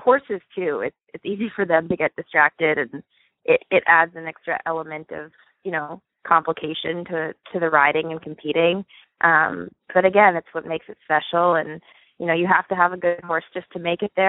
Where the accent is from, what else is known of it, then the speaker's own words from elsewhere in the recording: Reading, Pennsylvania, United States; I'm from Reading, Pennsylvania